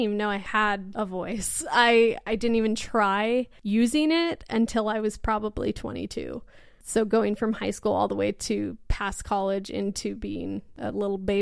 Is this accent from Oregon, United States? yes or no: yes; Portland, Oregon, United States; moved away as an adult; now in Salt Lake City, United States; I'm originally from Portland, Oregon, up in the Northwest